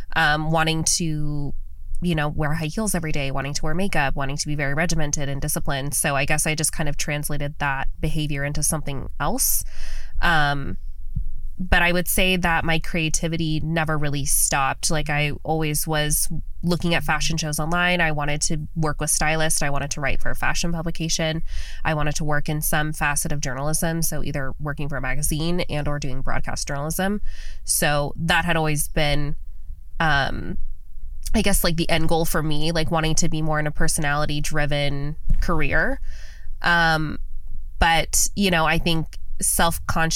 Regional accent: Las Vegas, Nevada, United States; born and raised in Las Vegas.

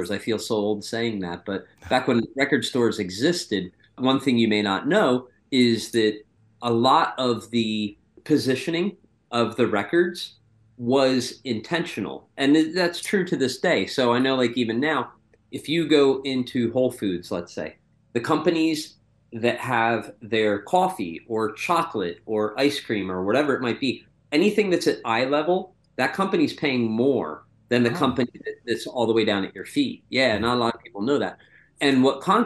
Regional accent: Pennsylvania, United States; growing up in Pennsylvania

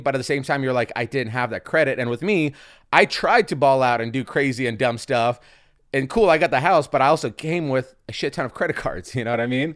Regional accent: Seattle, Washington, United States; I grew up in Seattle

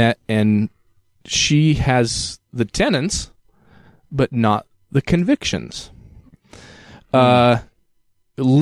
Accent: Utah, United States; I grew up in Utah County. I had the Utah County mentality

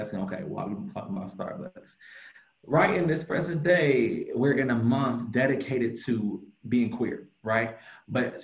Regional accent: Cleveland, Ohio, United States; I'm from Cleveland, Ohio. Oh, yeah, I got to rep my 216

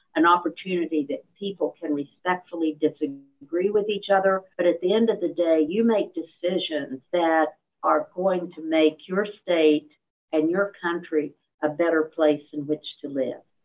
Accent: Beckley, West Virginia, United States; also born or lived in Fairmont, West Virginia; I grew up in Beckley.

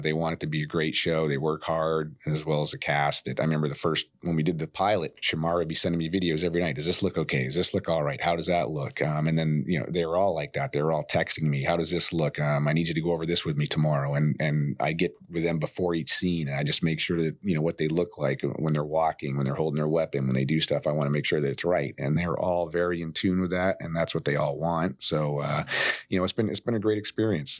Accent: Maine, United States; moved away as an adult; also born or lived in San Diego; growing up in Maine

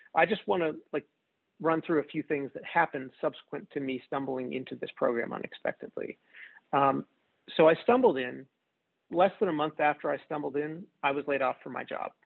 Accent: outside Philadelphia, New Jersey, United States; also born or lived in Kansas City, Missouri / Chicago, Illinois; now in Louisville, United States; I grew up outside Philadelphia in the U.S. in New Jersey

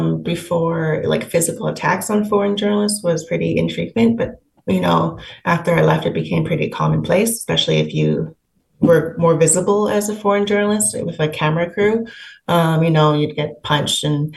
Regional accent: Hong Kong; now in Canada; I'm from Hong Kong, so I look Chinese.

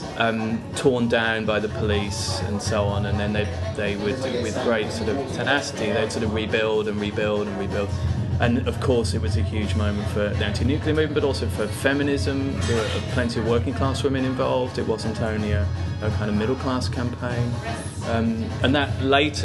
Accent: Norwich, East of England, United Kingdom; moved away as an adult; also born or lived in Sheffield; when I was growing up in Norwich

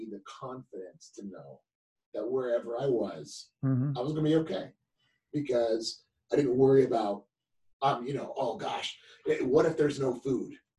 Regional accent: Cherry Hill, New Jersey, United States; moved away; also born or lived in California; I was born in Cherry Hill, New Jersey.

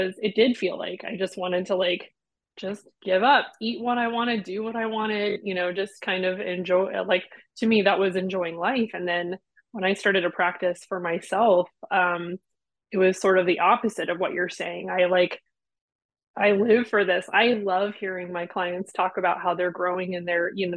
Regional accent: United States; I'm American

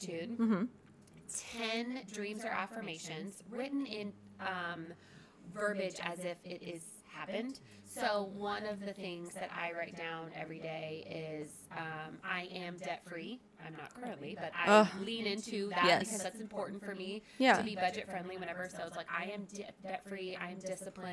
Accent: Brandon, Florida, United States; also born or lived in Seffner, Florida; I grew up just outside of Tampa in Brandon

